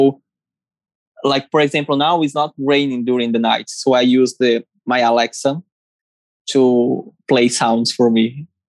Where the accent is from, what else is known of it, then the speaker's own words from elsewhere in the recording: Ceará, Brazil; I'm from Ceará, maybe someone from Brazil is watching this, and here is like that.